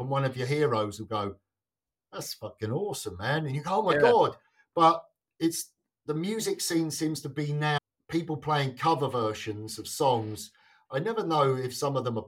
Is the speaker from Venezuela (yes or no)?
no; England, United Kingdom; now in Sweden; being English